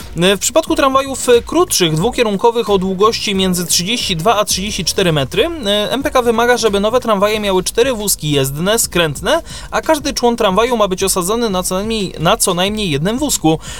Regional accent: Kraków, Lesser Poland, Poland; tutaj u nas w Krakowie

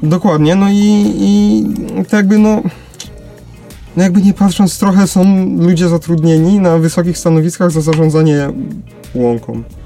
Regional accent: Lesser Poland, Poland; jesteśmy z Małopolski

